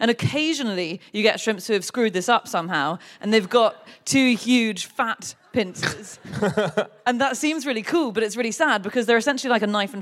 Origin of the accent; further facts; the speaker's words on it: United Kingdom; I'm British